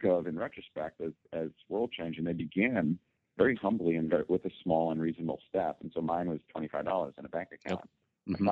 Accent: Connecticut, United States; also born or lived in New York; I grew up in Connecticut. I was born in New York

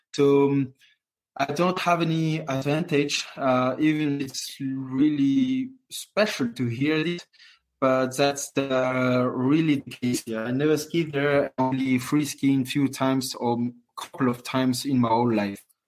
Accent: Courchevel, Auvergne-Rhône-Alpes, France; English is a second language; also born or lived in Moûtiers; So I grew up in Courchevel in a family hotel my whole life

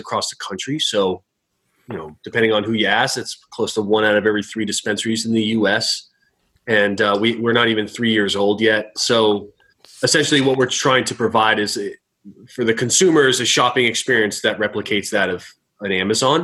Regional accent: Newton, Massachusetts, United States; moved away as an adult; I grew up in Newton, Mass.

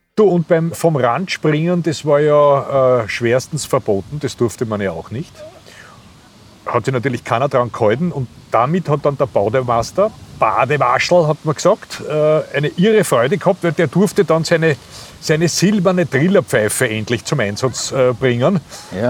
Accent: Vienna, Austria; als Wiener

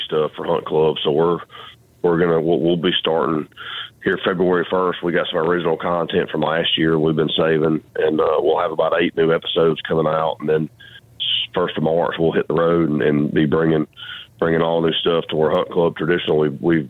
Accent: Georgia, United States; we're from the South, we're from Georgia, and just, you know, how we grew up, the traditions that was instilled in us

